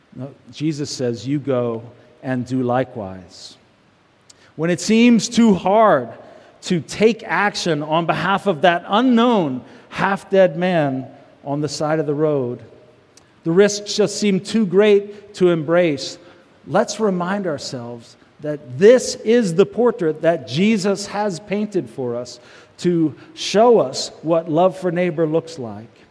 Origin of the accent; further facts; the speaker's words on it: United States; American Christians